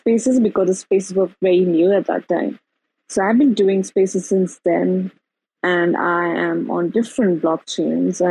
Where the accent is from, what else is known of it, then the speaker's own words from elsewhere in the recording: India; I'm from India